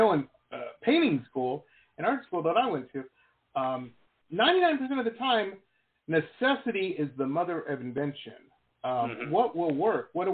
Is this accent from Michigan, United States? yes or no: yes; Detroit, Michigan, United States; I grew up in Metro Detroit